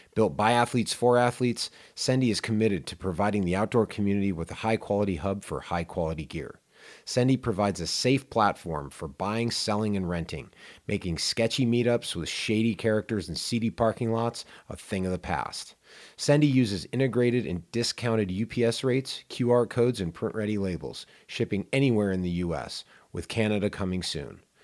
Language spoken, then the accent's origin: English; Pittsburgh, Pennsylvania, United States; moved away as an adult; also born or lived in Indiana; I grew up in Pittsburgh on the opposite side of Pennsylvania